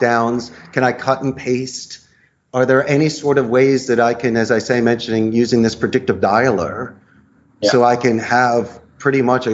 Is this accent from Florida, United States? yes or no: no; Philadelphia, Pennsylvania, United States; moved away as an adult; now in Costa Rica; I'm from Philadelphia originally. I've moved here. I've been here for more than two decades.